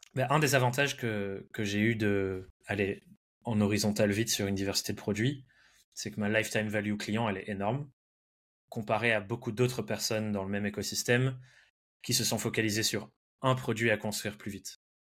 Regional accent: France; also born or lived in England; je suis anglais de naissance, mais j'ai grandi en France, passé euh, quasiment toute ma vie en France

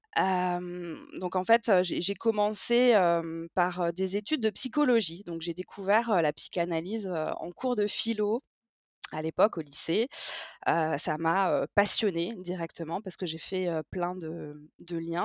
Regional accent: Strasbourg, Grand Est, France; J'ai 36 ans et je viens de Strasbourg

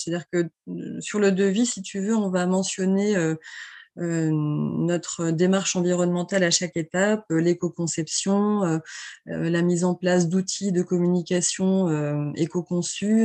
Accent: L'Aiguillon-sur-Mer, Pays de la Loire, France; j'ai baigné dans le tourisme depuis toute petite puisque je suis, je viens de l'Aiguillon-sur-Mer, donc qui est une petite station balnéaire de Vendée

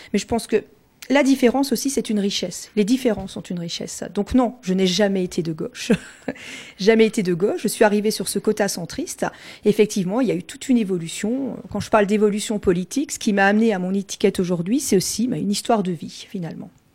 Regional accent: Colmar, Grand Est, France; first language Alsatian; French is a second language; moved away as an adult; now in Mulhouse, France; je suis colmarienne d'origine

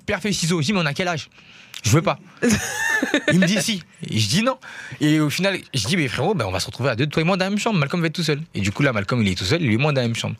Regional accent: Paris, Île-de-France, France; Je suis né à Paris en plus. J'ai cette chance-là. J'ai grandi à Paris

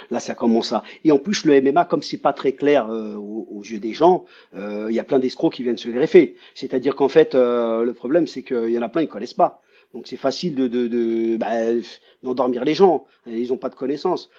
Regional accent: France; moved away as an adult; also born or lived in Brazil / United States

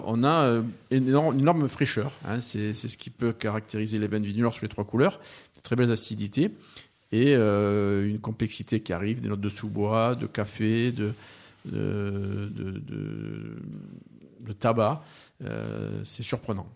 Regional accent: Montpellier, Occitania, France; moved away as an adult; also born or lived in Australia; now in Provence, France; Alors moi, je suis né à Montpellier et j'ai fait toutes mes études à Montpellier.

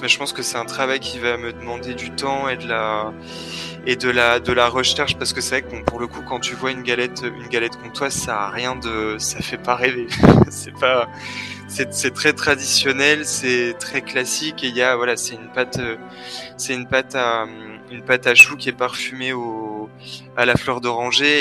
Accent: Besançon, Bourgogne-Franche-Comté, France; now in Switzerland; je viens de Franche-Comté, exactement de, Besançon

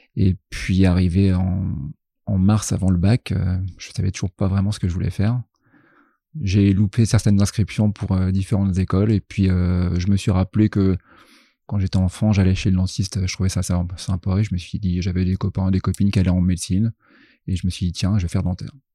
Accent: Troyes, Grand Est, France; moved away as an adult; also born or lived in Reims; now in Rouen, France; je suis originaire de Troyes dans l'Aube en Champagne

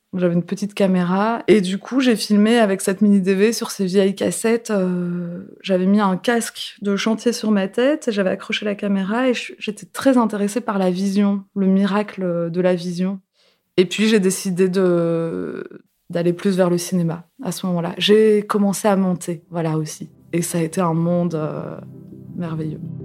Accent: Seclin, Hauts-de-France, France; Je suis née à Seclin, dans le nord de la France

